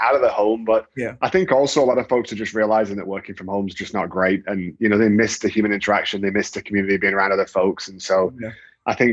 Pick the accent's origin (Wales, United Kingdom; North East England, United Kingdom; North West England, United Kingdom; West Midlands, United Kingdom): North West England, United Kingdom; Manchester; moved away as an adult; now in Houston, United States; Manchester, England, UK.